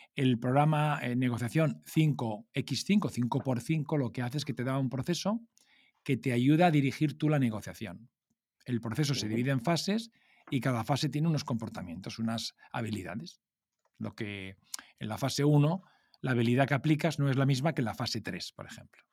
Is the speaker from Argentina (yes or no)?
no; Alicante, Valencian Community, Spain; como yo soy de Alicante